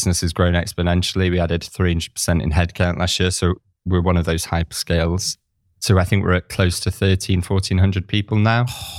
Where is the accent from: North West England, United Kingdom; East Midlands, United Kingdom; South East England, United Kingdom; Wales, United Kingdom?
North West England, United Kingdom; Manchester; moved away as an adult; now in Barcelona, Spain; I'm originally from Manchester, in the north of England. But yeah, so life's taken me to Barcelona